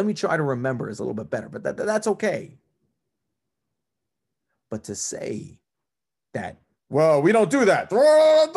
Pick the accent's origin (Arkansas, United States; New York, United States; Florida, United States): New York, United States; also born or lived in New Jersey; now in Cleveland, United States; I grew up in New York